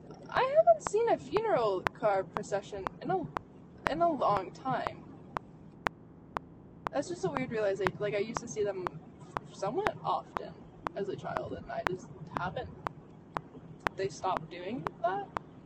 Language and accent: English; Chicago, Illinois, United States; I'm from Chicago, so I've witnessed Wisconsin drivers all the time